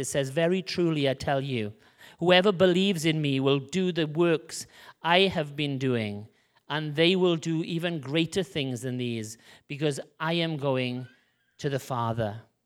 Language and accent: English; Wales, United Kingdom; We came from Wales in the U K